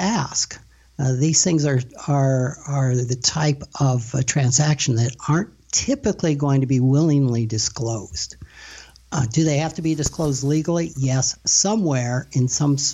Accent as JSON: {"language": "English", "town": "Rapid City", "region": "South Dakota", "country": "United States", "tie": "born or raised there", "said": "I've born and raised in Rapid City, South Dakota"}